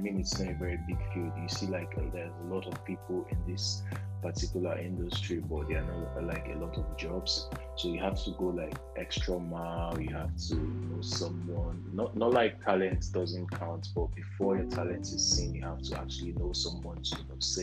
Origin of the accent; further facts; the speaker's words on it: Abia, Nigeria; I'm Igbo. I'm from Abia State, Nigeria